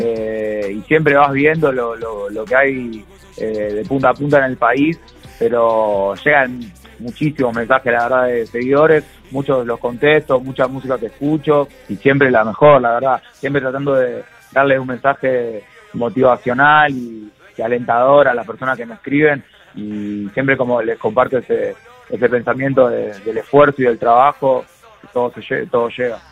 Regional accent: Argentina; como músico argentino

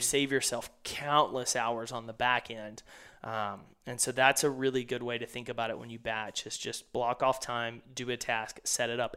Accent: East Texas, United States; growing up in East Texas

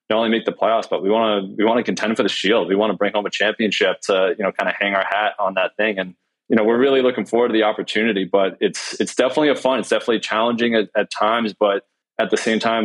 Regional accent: Massachusetts, United States; I've been born and raised in Massachusetts

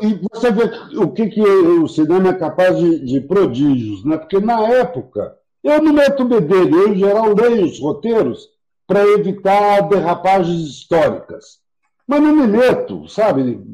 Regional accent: Brazil; eu sou brasileiro

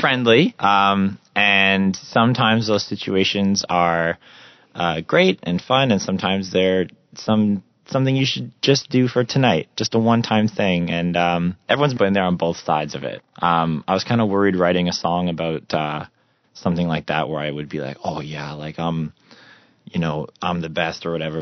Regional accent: Russell, Ontario, Canada; moved away; my hometown uh, in Rus- Russell, Ontario

